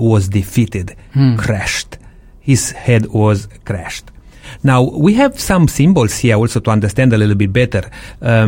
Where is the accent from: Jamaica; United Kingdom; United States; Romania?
Romania; Transylvania; moved away; I came from Transylvania, Romania, which we raise sheep there